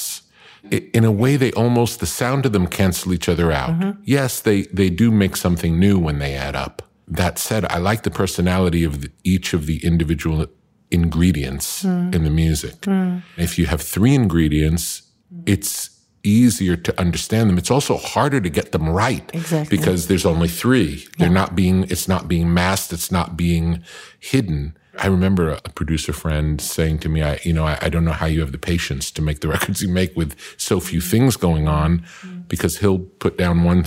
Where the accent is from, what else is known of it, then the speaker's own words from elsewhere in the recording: Long Beach, New York, United States; now in Malibu, United States; I grew up in Long Island